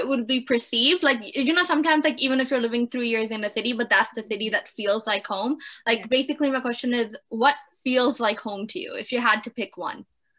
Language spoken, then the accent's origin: English; Canada; also born or lived in Pakistan; oh yeah, I am Canadian, but yeah, I was born in Pakistan. I'm both. I'm Pakistani and Canadian.